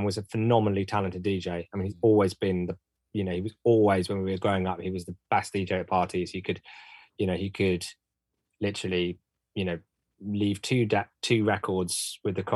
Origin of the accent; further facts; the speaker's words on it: Bristol, South West England, United Kingdom; We're both from Bristol.